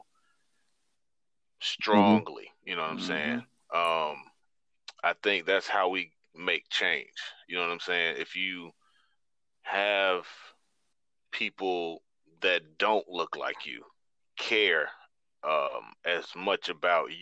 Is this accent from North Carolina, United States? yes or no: yes; High Point, North Carolina, United States; moved away; I'm from High Point